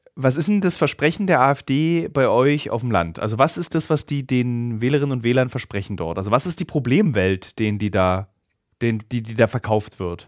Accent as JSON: {"language": "German", "region": "East Germany", "country": "Germany", "said": "für mich als Ossi"}